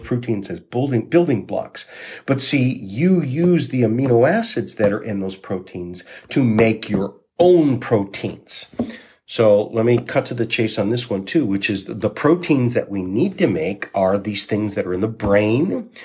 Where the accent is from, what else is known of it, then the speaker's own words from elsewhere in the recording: Saginaw, Michigan, United States; also born or lived in Walloon Lake, Michigan; I grew up on Walloon Lake. In Saginaw and Walloon Lake, and Walloon Lake is my place.